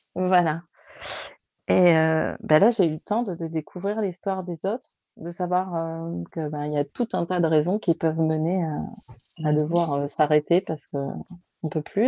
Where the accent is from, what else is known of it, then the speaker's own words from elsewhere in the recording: the South, southern France, France; also born or lived in Paris region; je suis du Sud